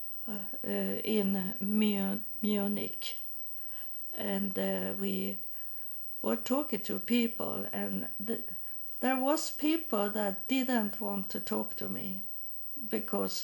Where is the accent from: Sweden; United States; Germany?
Sweden; English is a second language; I'm coming from Sweden